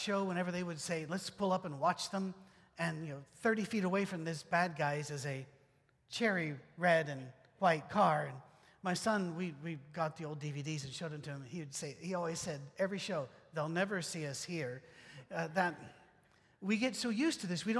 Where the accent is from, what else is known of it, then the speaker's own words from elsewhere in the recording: United Kingdom; moved away; I'm British